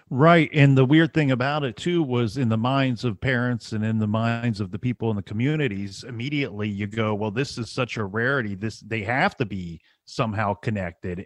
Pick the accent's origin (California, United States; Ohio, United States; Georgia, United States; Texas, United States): Ohio, United States; We're all from Ohio